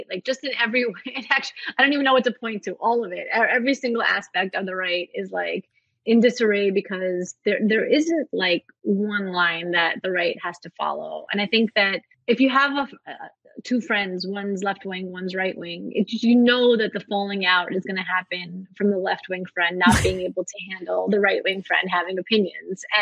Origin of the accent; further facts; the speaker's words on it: Russia; born there; Like I was born in Russia during the Soviet Union.